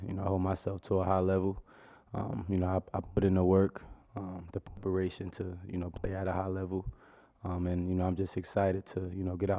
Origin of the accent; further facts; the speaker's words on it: New Jersey, United States; You know, I'm from New Jersey, so it wasn't too much of a culture shock.